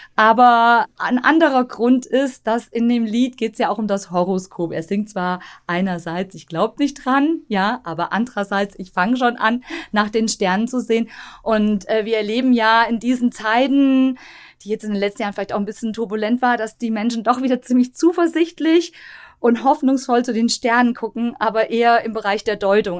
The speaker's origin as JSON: {"language": "German", "town": "Tann", "region": "Hesse", "country": "Germany", "tie": "born or raised there", "said": "ich bin ja aufgewachsen in Tann"}